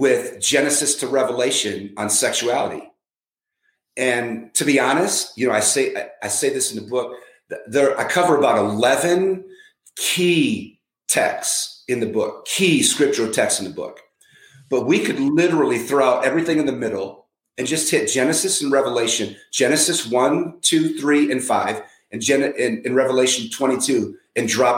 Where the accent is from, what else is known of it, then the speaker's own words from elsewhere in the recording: San Francisco, California, United States; now in Minneapolis, United States; I was born in San Francisco